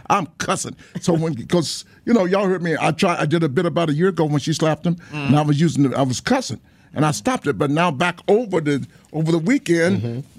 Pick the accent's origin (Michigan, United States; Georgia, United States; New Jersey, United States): Georgia, United States; Atlanta; I'm from Atlanta, Georgia